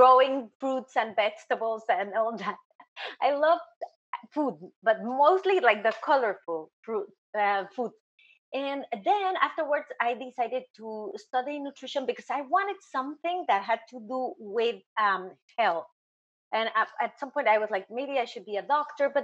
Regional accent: Mexico; moved away as an adult; also born or lived in New York, United States; now in South Florida, United States; I'm from Mexico

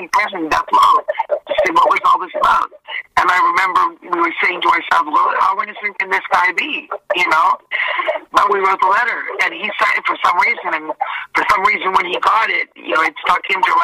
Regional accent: Canada; I'm a Canadian girl.

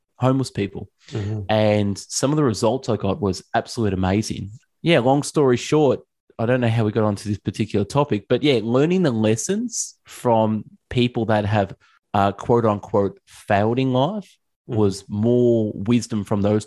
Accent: Melbourne, Victoria, Australia; Yes, I am from Australia. I'm from Melbourne, Australia, down under

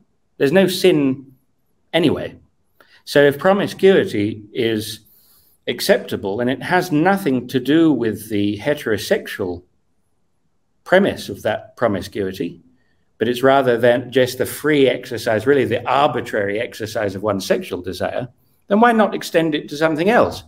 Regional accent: Cambridge, East of England, United Kingdom; When I was 14 in year 8 in a very normal school in Cambridge

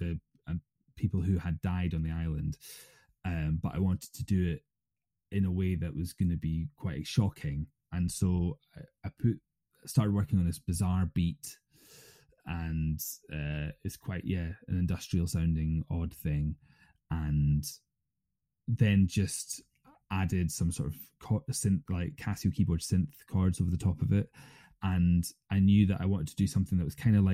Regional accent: East Coast of Scotland, United Kingdom; also born or lived in Fife, Scotland / London; now in Eigg, United Kingdom; I'm not from Egg originally. I'm from the East Coast

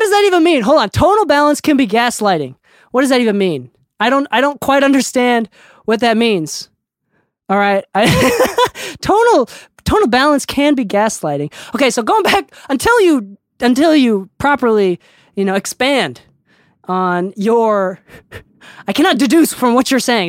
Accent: Okinawa, Japan; I'm from Okinawa

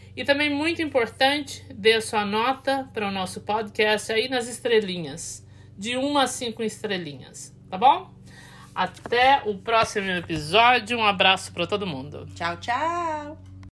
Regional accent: Campinas, São Paulo, Brazil; now in Westchester County, United States; eu sou de Campinas originalmente, resido nos Estados Unidos, no Westchester County

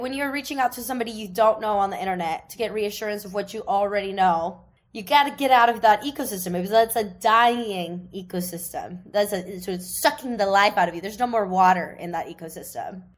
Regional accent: Seattle, Washington, United States; moved away; from my hometown in Seattle

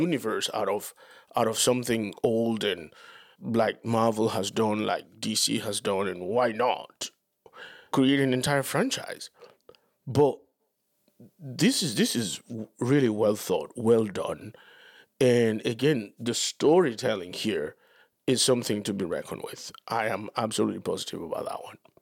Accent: Dominican Republic; moved away; growing up in Latin America

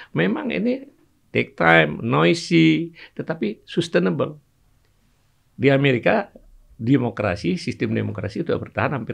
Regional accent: Aceh, Indonesia; born there; Dulu waktu saya kecil misalnya, saya lahir di Aceh. Ada istilah-istilah bahasa Aceh itu yang kalau kita ucapkan

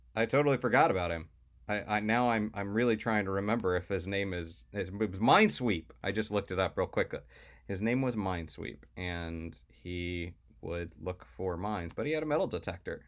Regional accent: Florida, United States; growing up in Florida

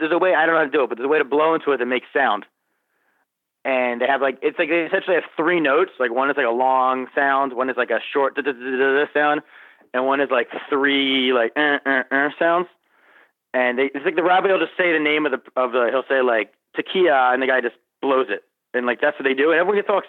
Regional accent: Pennsylvania, United States; now in New York City, United States; When I was growing up in Pennsylvania

